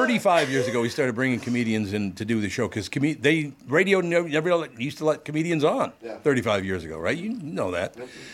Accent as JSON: {"language": "English", "town": "Minneapolis", "region": "Minnesota", "country": "United States", "tie": "born or raised there", "said": "I grew up in the inner city. We didn't even have ice. Where'd you grow up? North Minneapolis."}